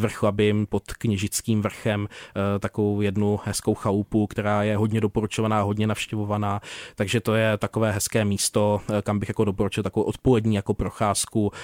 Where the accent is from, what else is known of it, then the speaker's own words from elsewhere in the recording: Prague, Czechia; moved away as an adult; also born or lived in Krkonoše; pocházím z jižního města